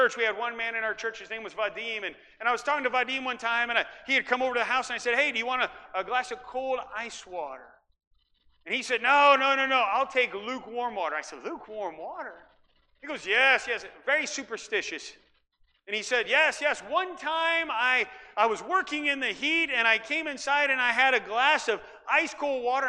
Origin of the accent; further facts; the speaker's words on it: Iowa, United States; also born or lived in Ukraine; now in Central Valley, California, United States; I grew up in Iowa, where it doesn't get real hot, but it's humid